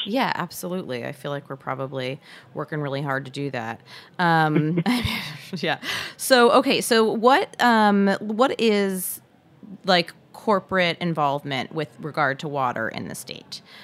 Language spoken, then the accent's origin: English; Michigan, United States; a fellow Michigander